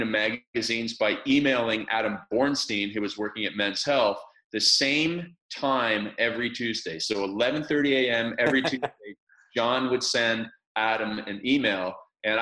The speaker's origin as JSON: {"language": "English", "area": "small town outside of Toronto", "region": "Ontario", "country": "Canada", "tie": "born or raised there", "said": "So I was born in a small town outside of Toronto, Canada. And where I lived, it was ice hockey madness"}